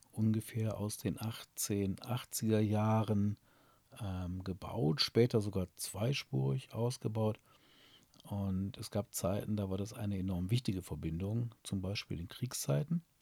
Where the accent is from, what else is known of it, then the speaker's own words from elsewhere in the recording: Burscheid, North Rhine-Westphalia, Germany; Mein Burscheid liebe ich, weil hier meine Heimat ist.